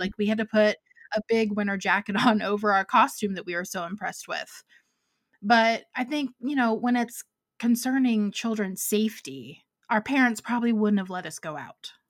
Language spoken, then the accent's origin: English; Ohio, United States; now in Georgia, United States; I grew up in Ohio, so, like, I know snow